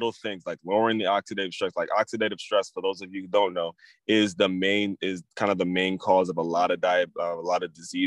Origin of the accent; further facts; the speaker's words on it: Maryland, United States; I grew up in Maryland